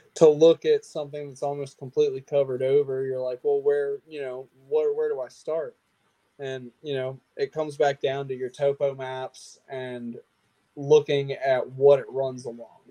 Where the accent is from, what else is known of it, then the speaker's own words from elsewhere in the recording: Lake Murray, South Carolina, United States; Lake Murray has a ton of grass in it, right in my hometown